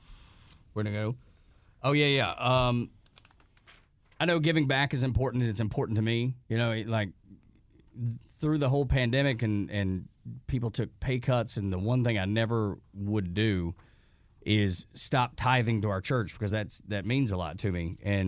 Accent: Southeast, United States; growing up in the Southeast

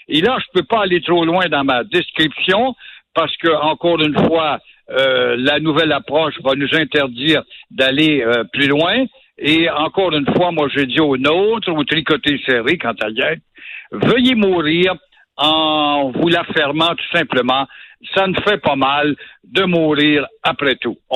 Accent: Quebec, Canada

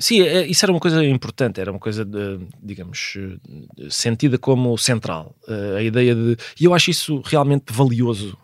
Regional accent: Lisbon, Portugal; also born or lived in Viana do Castelo; parecia-me que os meus tios do norte resistiam melhor aos elementos do que nós, de Lisboa

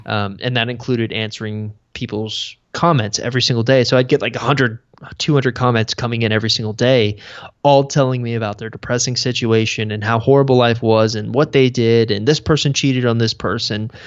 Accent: Houston, Texas, United States; I grew up in Texas

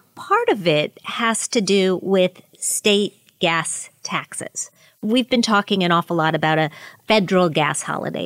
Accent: Pennsylvania, United States; my home state of Pennsylvania

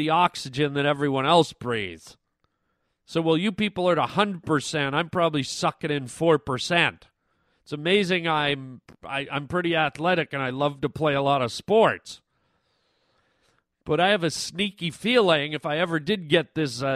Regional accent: Canada; I was born in Canada

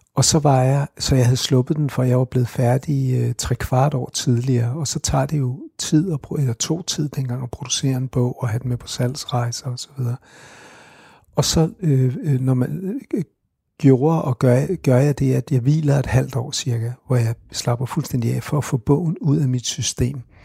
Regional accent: Copenhagen, Capital Region of Denmark, Denmark; Og jeg er vokset op på Christianshavn

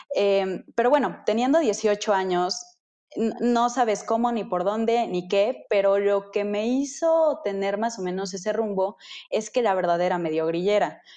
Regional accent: Metepec, State of Mexico, Mexico; yo soy de Metepec. Eh, de Estado de México, Metepec, Estado de México

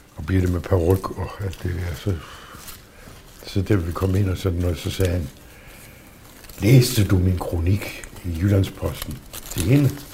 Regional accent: Southern Jutland, Southern Denmark, Denmark; moved away as an adult; also born or lived in Aarhus; det brugte vi jo ikke i min familie, altså derhjemme i Sønderjylland

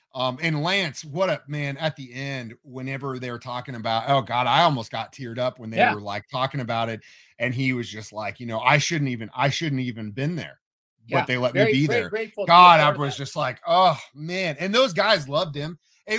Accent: Midwest, United States; a lot of people, especially growing up in the Midwest, you know, we play football, we play baseball, basketball.

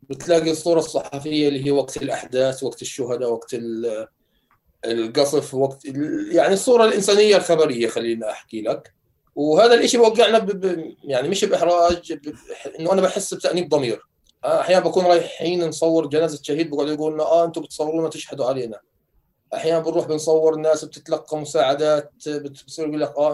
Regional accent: Gaza, Gaza Strip, Palestine; moved away as an adult; انا طلعت من غزه في نص شهر 10 2018

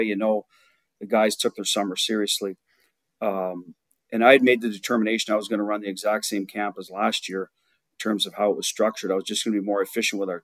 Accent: Ottawa, Ontario, Canada; I grew up in Ottawa

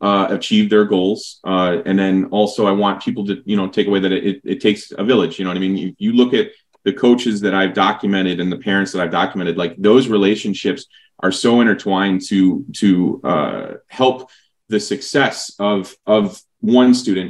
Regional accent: Berwyn, Illinois, United States; now in San Antonio, United States; my hometown, you know, Berwyn, but now, you know, we'll call it Chicago

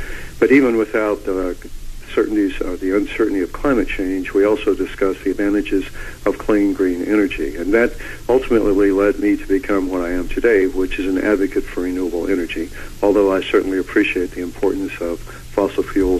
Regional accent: Tulsa, Oklahoma, United States; I grew up in Oklahoma, in Tulsa, Oklahoma, and then I served with the 101st Airborne Division in Vietnam, and then returned to start university in 1970.

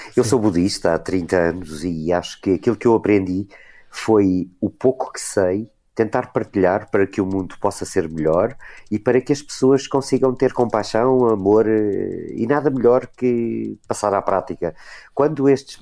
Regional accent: Portugal; nós como portugueses

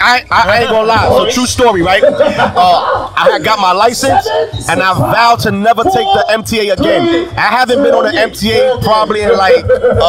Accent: New York City, New York, United States; I'm from the Boogie Down Bronx, New York, where hip-hop got started from.

